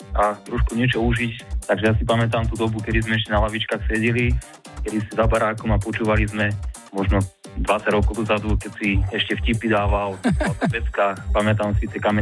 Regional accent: Martin, Žilina Region, Slovakia; keď som z Martina

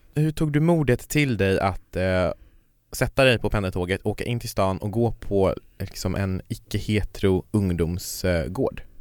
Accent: Kiruna, Norrbotten County, Sweden; jag kommer ju från Kiruna, och i Kiruna så fanns det ju inga såna här sammanhang.

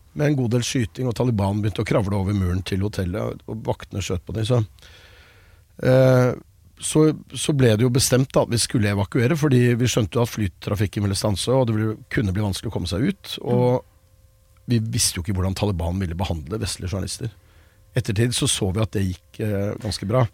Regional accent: Norway; Jeg er jo nordmann

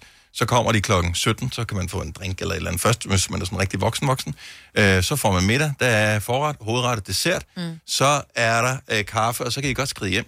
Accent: Bogense, Southern Denmark, Denmark; moved away; also born or lived in Esbjerg / Odense; jeg er opvokset i Bogense på Nordfyn, og øh, jeg føler, at jeg kommer hjem

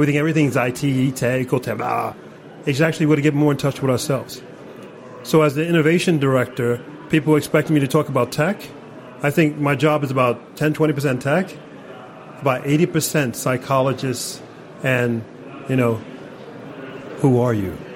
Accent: New York City, New York, United States; now in Norway; I'm from New York City

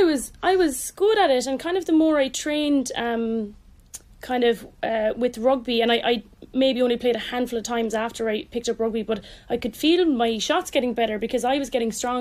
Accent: Mallow, Munster, Ireland; I'm from Mallow, County Cork.

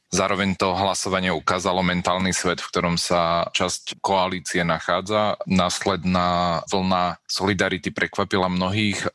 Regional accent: Spišská Nová Ves, Košice Region, Slovakia; ja som tiež pochádzam zo Spišskej

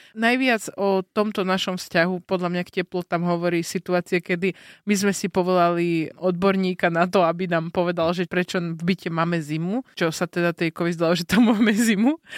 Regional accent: northern Slovakia, Slovakia; now in Bratislava, Slovakia; som zo severu a som zvyknutá na zimu

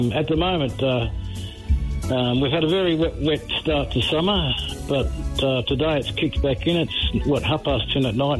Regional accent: Australia; I was brought up educated in Australia

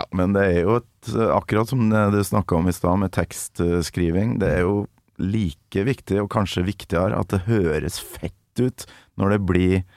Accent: Kolvereid, Trøndelag, Norway; jeg vokste opp i et lite hus i et byggefelt på Kolvereid med 1500 innbyggere i Nord-Trøndelag

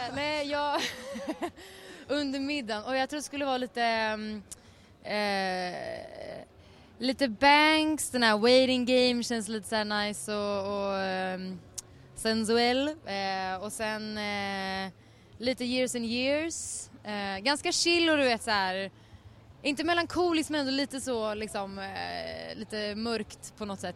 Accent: Stockholm, Stockholm County, Sweden; jag är från Stockholm

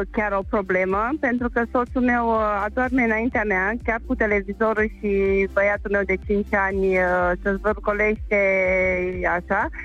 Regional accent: Tulcea, Tulcea County, Romania; din Tulcea.

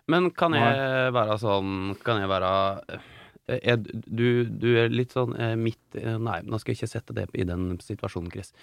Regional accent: Norway; på Gjerlo, iallfall. Der jeg er fra

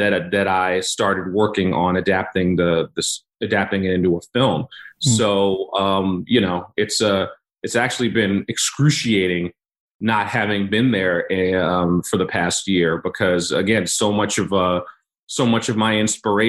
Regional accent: New York, United States; I'm from New York. I'm born and raised New Yorker

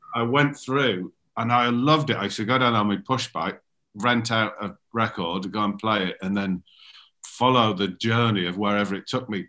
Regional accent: Darlington, North East England, United Kingdom; moved away; also born or lived in London; our mutual friend Alan Davidson, who I grew up with in Darlington

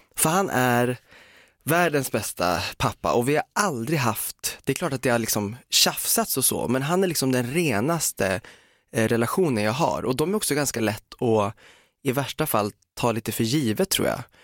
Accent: Umeå, Västerbotten County, Sweden; moved away; Umeå där jag kommer ifrån

